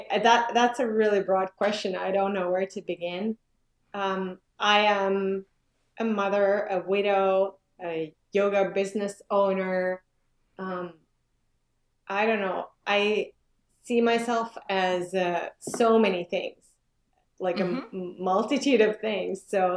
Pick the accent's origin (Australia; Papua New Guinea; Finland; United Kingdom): Finland; moved away as an adult; also born or lived in Stockholm, Sweden / France / Liechtenstein / Milan, Italy; now in Ontario, Canada; Yeah, I'm from Finland. I was born in Finland. Both my parents are 100% Finns. And when I was 3, we moved to Stockholm, where I lived for a couple of years. And then my school years I spent in Finland.